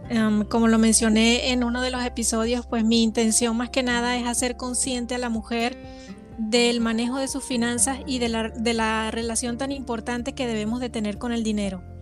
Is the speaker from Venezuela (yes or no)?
yes; Venezuela; moved away as an adult; now in Mexico; Eh, soy venezolana, radico en México ya desde hace 14 años.